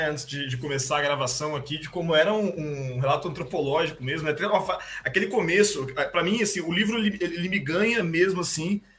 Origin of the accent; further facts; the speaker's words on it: Campinas, São Paulo, Brazil; Eu sou, eu sou de Campinas, né? Tanto que a minha experiência com o Palmeiras, até eu ter meu próprio dinheiro, era, era de forasteiro mesmo.